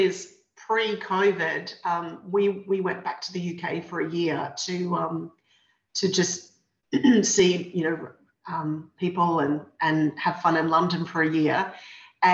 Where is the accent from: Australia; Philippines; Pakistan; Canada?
Australia; Brisbane, Queensland; I was 16 and I grew up in Brisbane